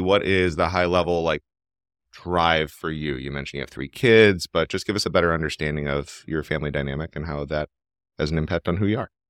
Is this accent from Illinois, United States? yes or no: no; Cleveland, Ohio, United States; I was born and raised in Cleveland, Ohio. My family's been here for a while.